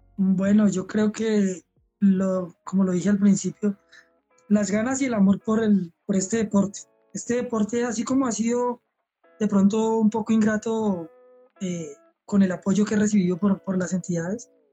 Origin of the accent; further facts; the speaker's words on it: Colombia; yo realmente como élite colombiano